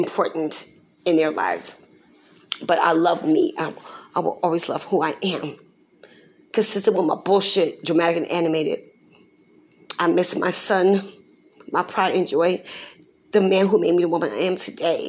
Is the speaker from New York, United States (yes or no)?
no; Newark, New Jersey, United States; I was born November 14, 1962, in a hospital downtown in Newark, New Jersey